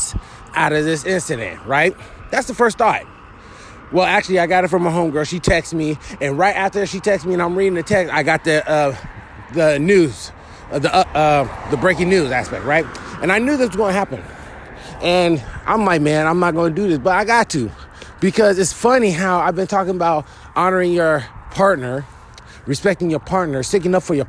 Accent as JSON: {"language": "English", "town": "Philadelphia", "region": "Pennsylvania", "country": "United States", "said": "I'm from Philly myself"}